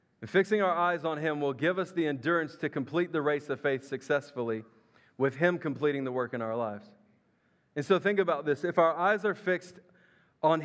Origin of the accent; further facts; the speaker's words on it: Memphis, Tennessee, United States; I grew up in Memphis, Tennessee, across the river.